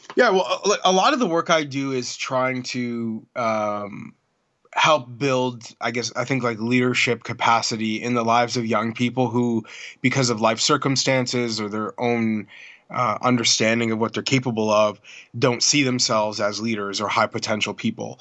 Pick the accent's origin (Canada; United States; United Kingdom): Canada; Toronto, Ontario; my hometown of Toronto